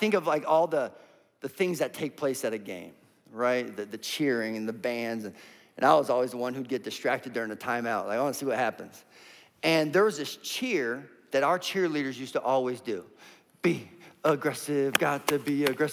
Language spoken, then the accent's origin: English; Minnesota, United States; now in Indiana, United States; We're from Minnesota, and our custom is you take your shoes off at the door